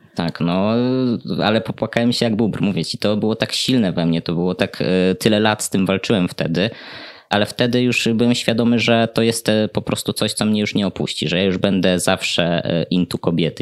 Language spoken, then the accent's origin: Polish; Podlaskie Voivodeship, Poland; ja pochodzę z bardzo mojej miejscowości na Podlasiu, więc tamta wiara jest takim mocnym filarem, na którym buduje się chyba każdego młodego człowieka